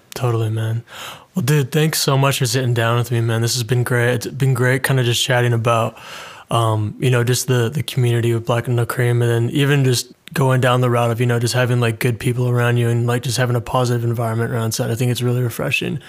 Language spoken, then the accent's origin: English; Canada; moved away as an adult; now in London, United Kingdom; I'm Canadian, but I moved to London in the U K